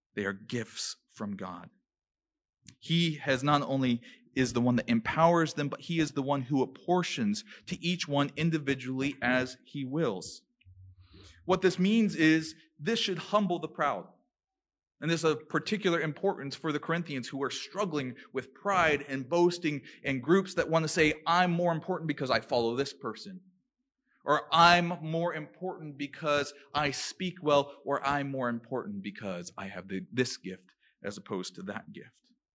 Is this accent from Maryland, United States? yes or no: yes; Maryland, United States; moved away; where I come from, growing up in Maryland, we call them a white elephant gift exchange